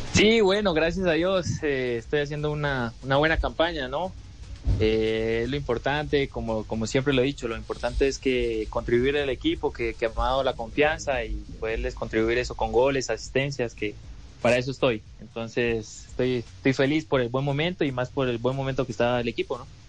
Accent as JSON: {"language": "Spanish", "country": "Colombia", "moved": "yes", "lives_now": "Peru", "said": "mi tierra eh, y bueno, en Colombia"}